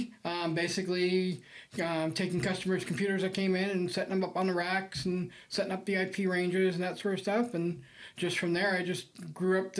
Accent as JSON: {"language": "English", "town": "New York City", "region": "New York", "country": "United States", "also_born_or_lived": "California", "moved": "yes", "lives_now": "Midland, United States", "said": "I'm from New York City originally"}